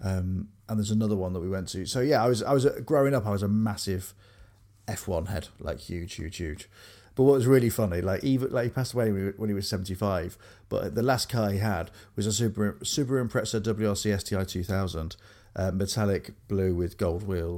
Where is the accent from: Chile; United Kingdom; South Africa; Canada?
United Kingdom; Grimsby, Yorkshire and the Humber; I grew up on Columbia, a road called Columbia Road in Grimsby